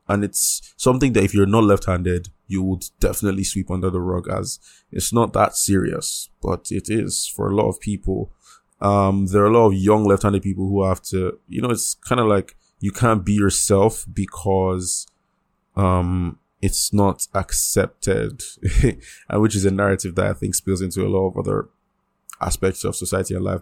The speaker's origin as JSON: {"language": "English", "country": "Nigeria", "said": "I'm I'm Nigerian"}